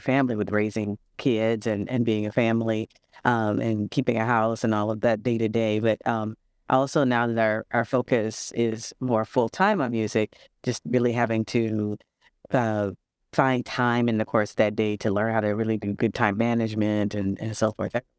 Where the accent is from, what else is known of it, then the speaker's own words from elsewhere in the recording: St. Louis, Missouri, United States; now in Milwaukee, United States; I'm originally from Saint Louis.